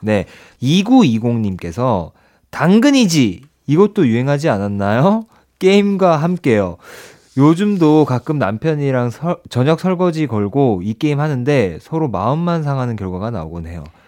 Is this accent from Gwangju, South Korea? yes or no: no; Ulsan, South Korea